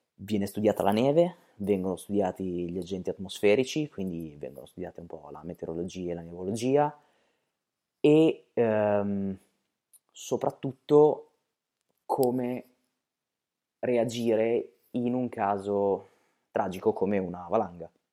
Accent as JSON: {"language": "Italian", "town": "Bologna", "region": "Emilia-Romagna", "country": "Italy", "said": "noi siamo di Bologna, quindi proprio qui, nella nostra città"}